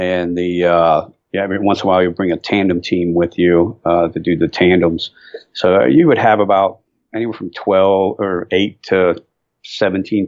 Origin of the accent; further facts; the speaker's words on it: near Cleveland, Northern Ohio, United States; now in North Carolina, United States; I'm from Ohio